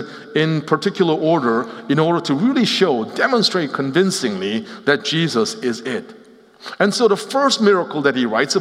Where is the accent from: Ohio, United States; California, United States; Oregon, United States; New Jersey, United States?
New Jersey, United States; Cherry Hill; moved away as an adult; also born or lived in Seoul, Korea / Nashville; I grew up in Cherry Hill, New Jersey.